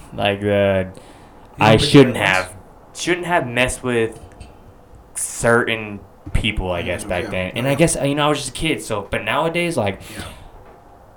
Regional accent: Parker, Arizona, United States; moved away as an adult; people from my hometown from Parker

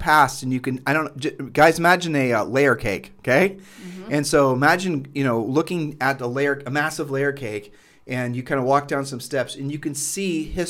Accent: Ohio, United States; Well, when you and I were growing up in Ohio

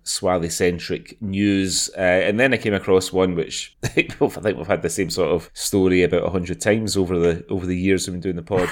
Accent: Glasgow, Scotland, United Kingdom; also born or lived in Aberdeen; I'm from Glasgow

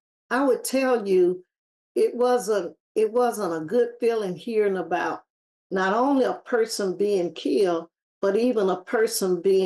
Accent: Selma, Alabama, United States; because I grew up in George Washington Carver Projects, where the historic church sits right in the center of.

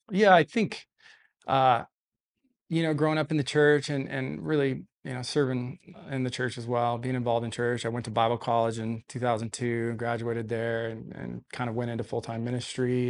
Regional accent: Denver, Colorado, United States; moved away as an adult; now in Visalia, United States; I was actually born in Visalia, lived here until I was about five years old, uh, then moved to Denver with my family, so I'm, I consider myself a Coloradan

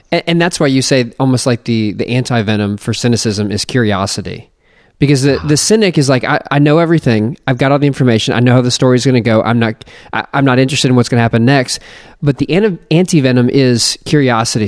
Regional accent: United States; I'm just an American

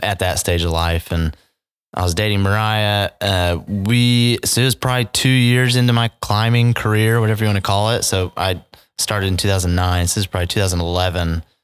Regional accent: Edmond, Oklahoma, United States; born and raised here in Edmond, Oklahoma

